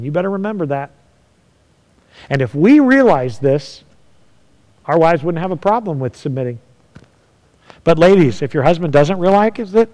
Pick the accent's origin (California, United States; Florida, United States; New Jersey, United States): California, United States; moved away; I'm from California